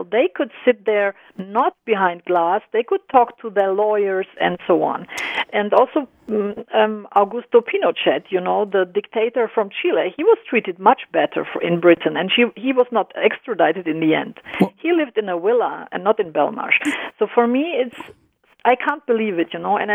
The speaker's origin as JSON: {"language": "English", "country": "Germany", "tie": "born or raised there", "also_born_or_lived": "Croatia", "said": "I'm I'm I was born and raised in Germany, but I'm originally from mm-hmm. former Yugoslavia. I'm Croatian"}